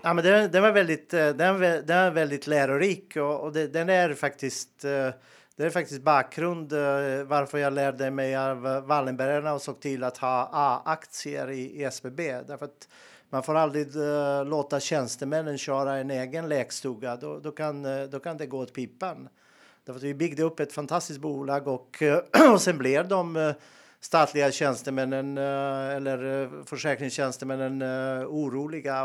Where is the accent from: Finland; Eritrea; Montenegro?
Montenegro; moved away as an adult; also born or lived in Bosnia and Herzegovina; now in Sweden; jag är född och uppväxt i Montenegro